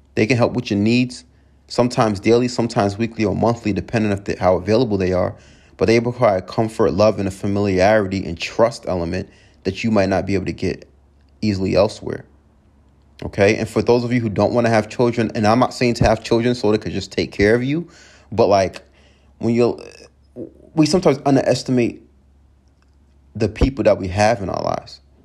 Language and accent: English; Long Island, New York, United States; moved away; I'm from Long Island originally, grew up.